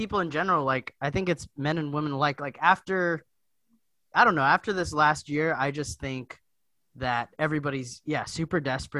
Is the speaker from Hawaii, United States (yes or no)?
yes; Hawaii, United States; I'm from Hawaii